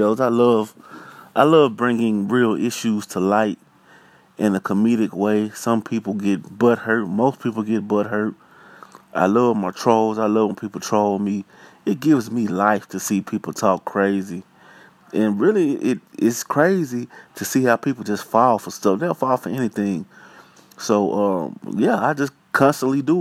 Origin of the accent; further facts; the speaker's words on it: Pine Bluff, Arkansas, United States; I'm from Pine Bluff, Arkansas. Born and raised